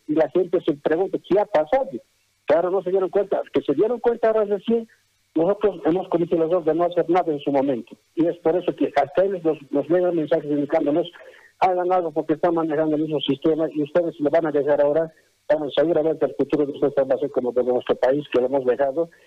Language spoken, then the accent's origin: Spanish; Bolivia; también somos bolivianos